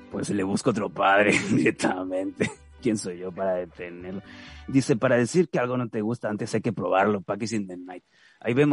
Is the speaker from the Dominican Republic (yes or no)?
no; Mexico; a que te lo tenga que preguntar yo que soy mexicano.